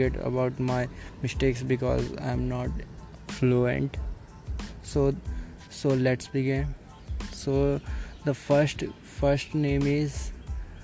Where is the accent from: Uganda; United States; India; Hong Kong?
India; Delhi; English is a second language; I am from Delhi